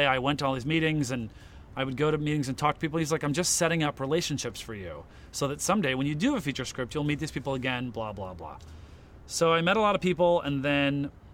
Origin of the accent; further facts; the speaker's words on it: Portland, Oregon, United States; moved away as an adult; now in New York, United States; I'm from Portland, Oregon